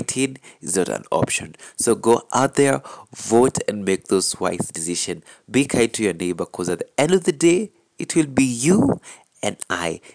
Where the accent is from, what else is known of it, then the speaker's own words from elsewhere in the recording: Kiambu County, Kenya; I am from Kiambu County.